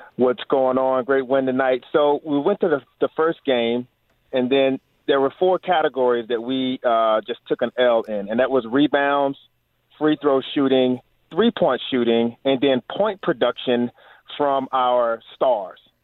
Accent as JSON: {"language": "English", "region": "Ohio", "country": "United States", "moved": "yes", "lives_now": "Riverside, United States", "said": "I'm from Ohio"}